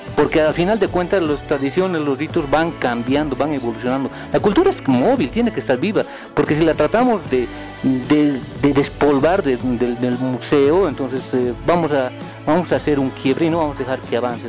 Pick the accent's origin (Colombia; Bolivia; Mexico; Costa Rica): Bolivia; somos tan bolivianos